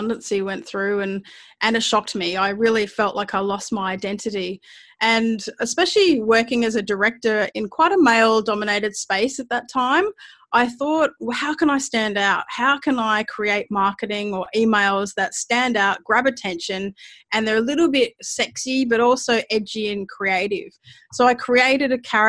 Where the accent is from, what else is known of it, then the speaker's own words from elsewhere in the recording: Mount Gambier, South Australia, Australia; I grew up in Mount Gambier, which is in a little country town in Australia